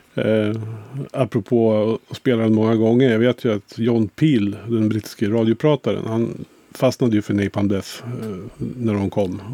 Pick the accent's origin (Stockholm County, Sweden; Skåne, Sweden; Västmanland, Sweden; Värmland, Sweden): Västmanland, Sweden; Kolbäck; i lilla Kolbäck där jag kommer ifrån utanför Västerås